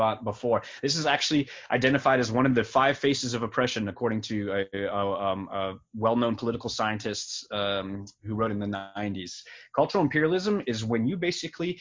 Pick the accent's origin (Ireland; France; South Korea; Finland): France; now in United States; I was born in France. I'm from a different country.